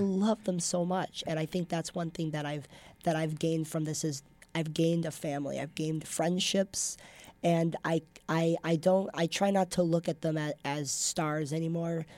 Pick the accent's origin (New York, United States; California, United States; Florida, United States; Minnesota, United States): Minnesota, United States; moved away; I grew up in Minnesota. So I went to the Pav a lot growing up, watching volleyball